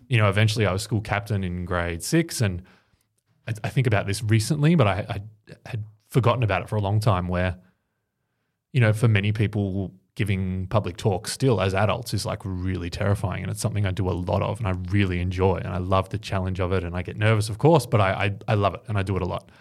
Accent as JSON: {"language": "English", "town": "Ocean Grove", "region": "Victoria", "country": "Australia", "tie": "born or raised there", "said": "growing up in Ocean Grove, which is a little sort of coastal town down on the Bellarine Peninsula"}